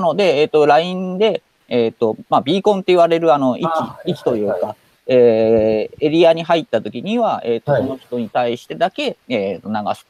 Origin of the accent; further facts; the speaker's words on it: Hokkaido, Japan; moved away; also born or lived in Tokyo; 北海道生まれの